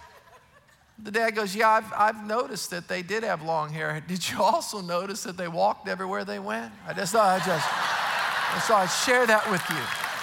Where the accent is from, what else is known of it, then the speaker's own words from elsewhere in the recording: South Louisiana, United States; I grew up in South Louisiana